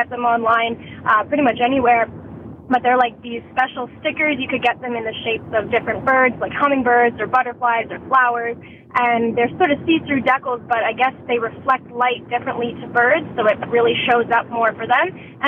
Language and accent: English; Nova Scotia, Canada; also born or lived in Etobicoke, Toronto; now in Toronto, Canada; I'm originally from Nova Scotia